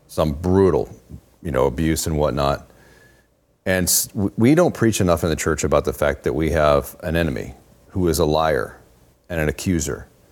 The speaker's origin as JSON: {"language": "English", "region": "Oregon", "country": "United States", "tie": "born or raised there", "moved": "yes", "said": "I grew up in Oregon."}